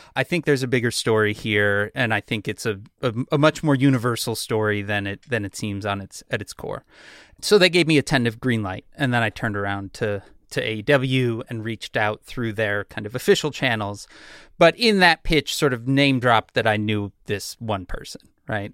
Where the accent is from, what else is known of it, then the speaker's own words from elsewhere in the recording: Chicago, Illinois, United States; I'm from Chicago. I'm from the punk scene in Chicago.